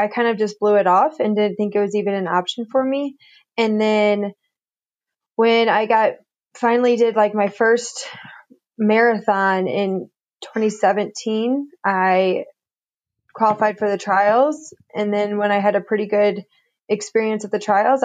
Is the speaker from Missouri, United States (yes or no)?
yes; St. Louis, Missouri, United States; moved away as an adult; also born or lived in Indiana; now in Flagstaff, United States; I came from St. Louis, Missouri